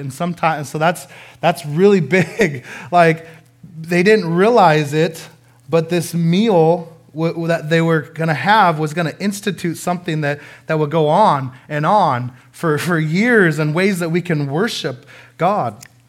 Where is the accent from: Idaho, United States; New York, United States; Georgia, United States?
Idaho, United States; Coeur d'Alene; I'm from Coeur d'Alene, Idaho